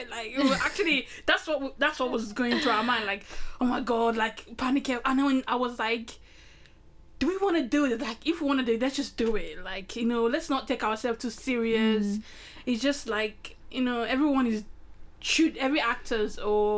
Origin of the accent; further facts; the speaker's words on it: Nigeria; moved away; I'm originally Nigerian, Africa